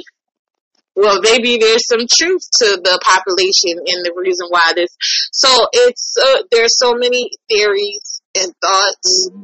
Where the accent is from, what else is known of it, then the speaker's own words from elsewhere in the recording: New York, United States; moved away; I'm a New Yorker and I still have family in New York